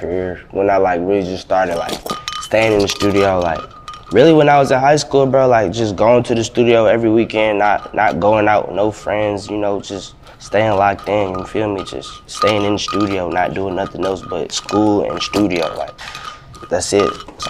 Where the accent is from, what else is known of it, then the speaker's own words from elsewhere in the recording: Atlanta, Georgia, United States; it ain't sound like I'm from Atlanta. Like, if you listen to it, you wouldn't think I'm from Atlanta.